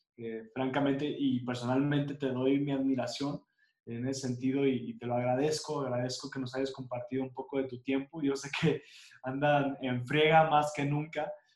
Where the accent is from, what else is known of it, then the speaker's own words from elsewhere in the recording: Mexico; nosotros como mexicanos